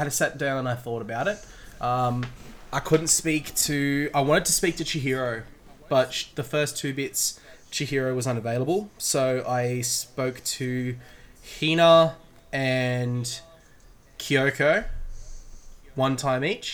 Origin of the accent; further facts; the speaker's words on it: Australia; As three Australian boys having a podcast